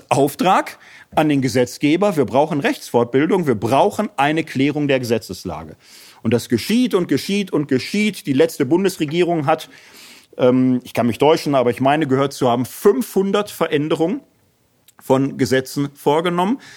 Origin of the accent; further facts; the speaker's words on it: Hesse, Germany; Also ich komme aus Hessen